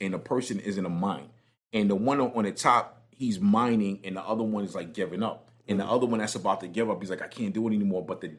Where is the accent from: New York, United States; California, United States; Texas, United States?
New York, United States; New York City; Yeah, you see the Brooklyn coming out of me, right?